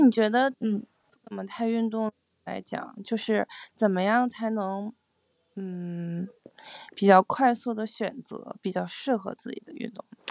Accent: Northeast China, China; 我们小时候有冰，呃，有那个冰上运动的课，就我们作为东北的那个，在东北长大

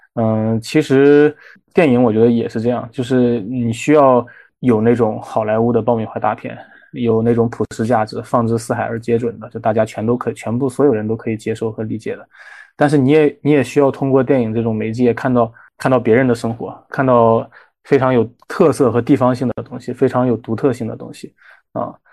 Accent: Shandong, China; 我是山东人

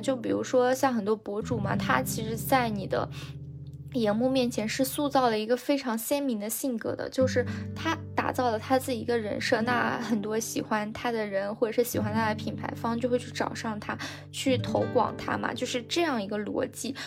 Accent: China; 我们中国人

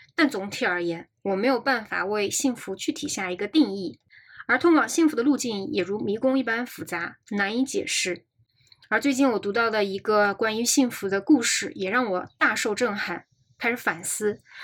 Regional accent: China; 因为我们中国大街上夏天全是打伞的

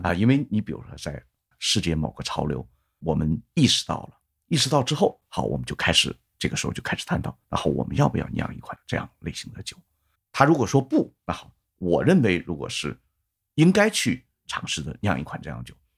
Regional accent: China; 我作为一个中国的一个普通的一个啤酒爱好者

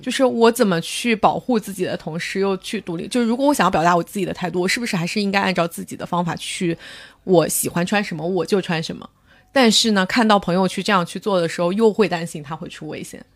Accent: northern China, China; 我作为一个北方人，就被北方某人口大省

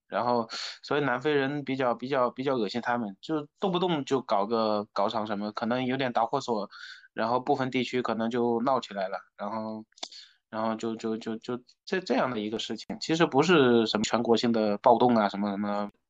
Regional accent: Jiangxi, China; moved away; also born or lived in Tianjin; 我是江西人，我，老家江西的

